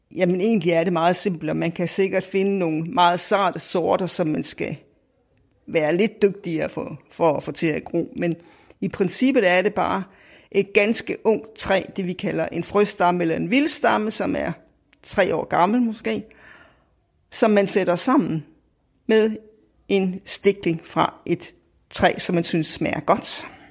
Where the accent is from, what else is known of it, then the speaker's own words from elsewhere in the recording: Viborg, Central Denmark Region, Denmark; jeg kommer fra Viborg